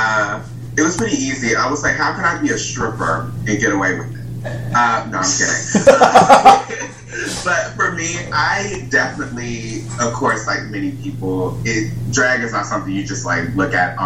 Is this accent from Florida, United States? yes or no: no; Chicago, Illinois, United States; moved away; also born or lived in Indiana; I'm from Chicago, so I originated here, but I did move from Indiana to here, but like my birth origin place is definitely Chicago.